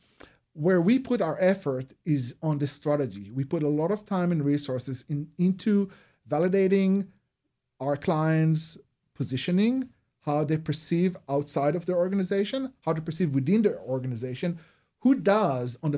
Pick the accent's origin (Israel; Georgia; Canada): Israel; moved away; you notice my accent. So I'm originally from Israel.